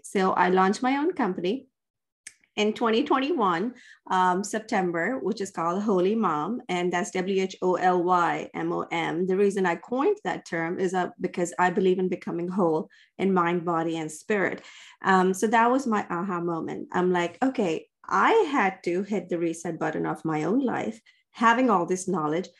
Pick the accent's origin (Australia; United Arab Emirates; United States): United Arab Emirates; Dubai; moved away; And I grew up in the Middle East, uh, in Dubai.